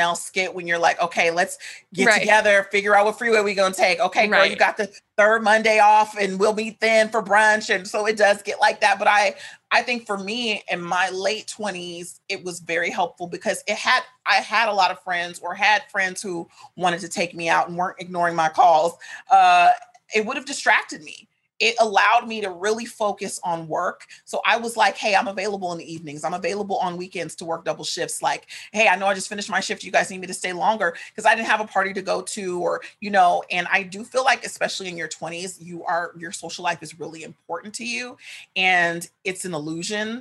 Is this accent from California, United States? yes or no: yes; Sacramento, California, United States; moved away as an adult; now in Los Angeles, United States; I was raised in Sacramento, but both my parents are from here